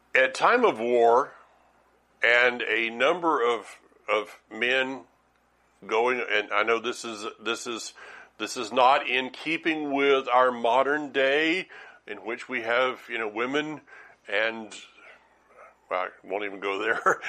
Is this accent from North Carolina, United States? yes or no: yes; Franklin, North Carolina, United States; Franklin, North Carolina